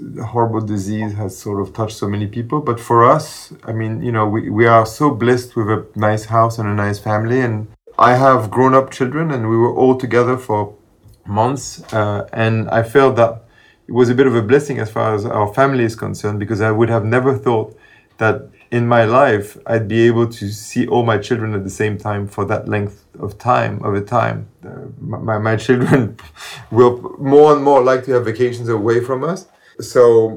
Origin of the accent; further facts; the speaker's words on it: Paris, Île-de-France, France; moved away as an adult; now in United States; I grew up in Paris, in the left bank of Paris, in Saint-Germain-des-Prés